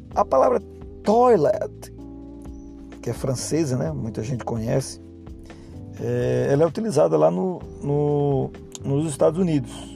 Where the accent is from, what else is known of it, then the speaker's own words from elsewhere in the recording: Brazil; accent: Brazilian; com o meu sotaque brasileiro